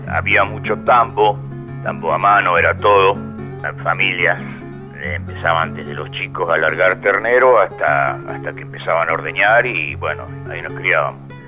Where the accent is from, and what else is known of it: El Tejar, Buenos Aires Province, Argentina; born or raised there